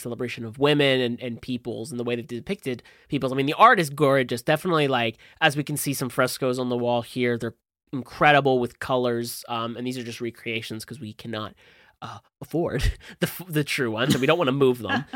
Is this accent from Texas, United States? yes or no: no; New Jersey, United States; I'm from Jersey